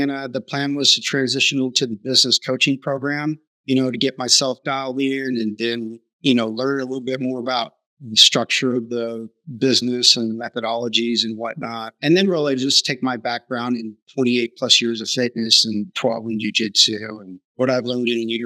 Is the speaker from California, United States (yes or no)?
yes; Southern California, United States; growing up in Southern California, My dad was a machinist